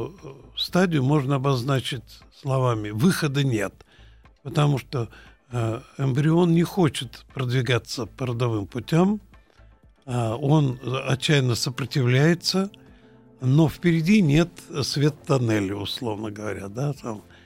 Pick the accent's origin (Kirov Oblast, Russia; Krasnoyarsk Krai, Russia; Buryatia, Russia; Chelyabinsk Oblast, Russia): Buryatia, Russia; Ulan-Ude; Я родился в Улан-Удэ